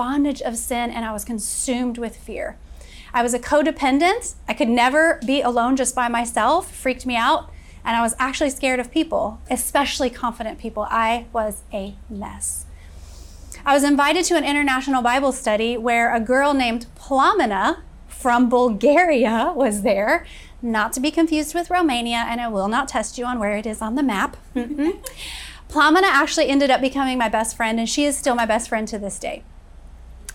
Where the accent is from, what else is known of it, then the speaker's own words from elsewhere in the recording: Florida, United States; also born or lived in Kentucky; when I was 6 years old, my father left us and my mother immediately moved us all to Florida, where I was raised and graduated from high school